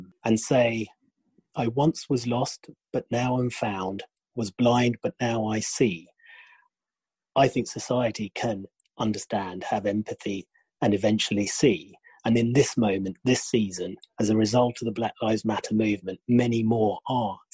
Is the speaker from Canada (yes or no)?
no; Kenya; moved away as an adult; also born or lived in United Kingdom; I'm half English, half Kenyan.